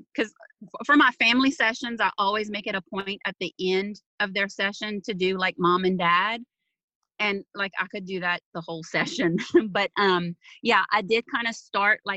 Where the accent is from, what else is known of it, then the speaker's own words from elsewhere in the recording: South Louisiana, United States; I am from South Louisiana, a little bitty town, Cajun country